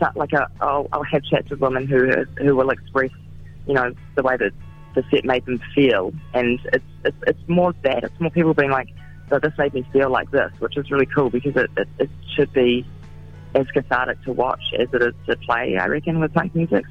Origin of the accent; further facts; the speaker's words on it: Gisborne, New Zealand; I'm from a small town. I'm from Gisborne